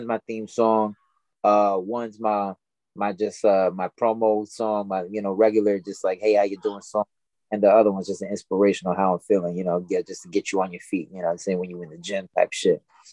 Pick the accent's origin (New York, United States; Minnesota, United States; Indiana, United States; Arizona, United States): New York, United States; Rockland County; I grew up in Rockland County, New York. It's about 30 minutes north of the city